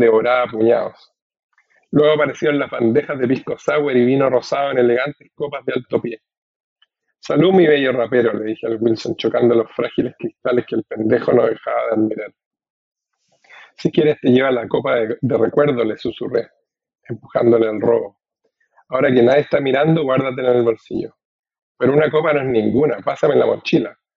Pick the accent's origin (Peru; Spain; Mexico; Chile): Chile; central Chile; accent: voz masculina chilena central; now in United States; en mi voz, que es una, la voz masculina chilena central